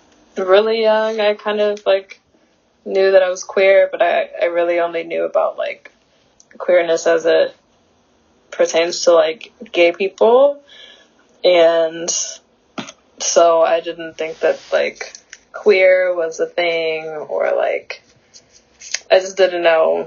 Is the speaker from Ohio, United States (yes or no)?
no; Flint, Michigan, United States; born there; also born or lived in Georgia / Texas / Syracuse; now in Los Angeles, United States; I was born in Flint, Michigan, and then I moved around quite a bit. I was born in 1999, and I moved around quite a bit. I lived in Georgia for a little bit, and Texas for a little bit, and then Syracuse, and now LA.